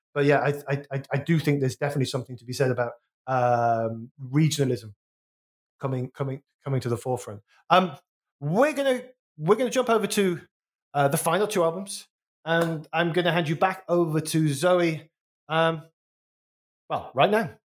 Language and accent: English; Wolverhampton, West Midlands, United Kingdom; I'm from the West Midlands